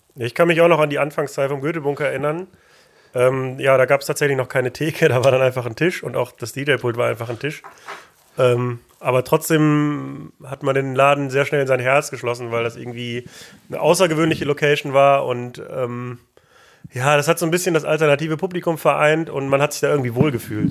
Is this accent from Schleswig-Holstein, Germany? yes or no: no; Mülheim an der Ruhr, North Rhine-Westphalia, Germany; born or raised there